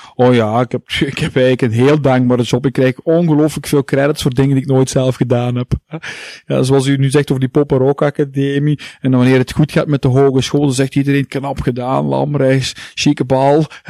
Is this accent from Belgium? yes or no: yes; Heusden-Zolder, Flanders, Belgium; now in Hasselt, Belgium; ik ben geboren in Heusden Zolder, Boekzolder